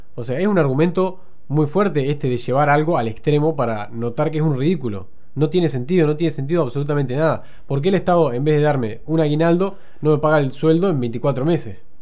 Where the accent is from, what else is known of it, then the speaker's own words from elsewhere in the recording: Argentina; nosotros como argentinos